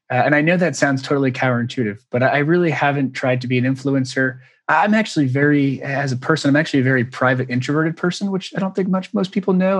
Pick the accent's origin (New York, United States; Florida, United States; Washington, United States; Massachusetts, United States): Massachusetts, United States; Newburyport; moved away; it's called Newburyport. It's outside of it's an hour outside of Boston, little beach okay. town